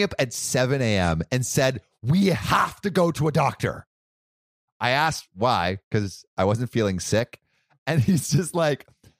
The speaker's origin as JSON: {"language": "English", "region": "Florida", "country": "United States", "said": "I swear I know. I'm from Florida."}